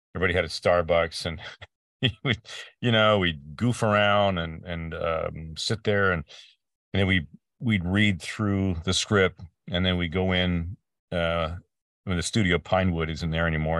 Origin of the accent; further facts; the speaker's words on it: Peterborough, Ontario, Canada; moved away as an adult; also born or lived in Vancouver; now in Ventura County, United States; my hometown, and a little place called Peterborough, Ontario, uh, in Canada